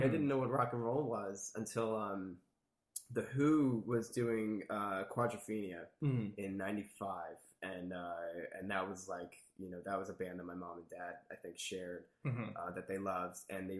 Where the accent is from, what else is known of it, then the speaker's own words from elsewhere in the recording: Middletown, New Jersey, United States; Yeah, New Jersey my whole life. Lived in a couple different towns, but kind of stayed around the same area, based around Middletown, New Jersey.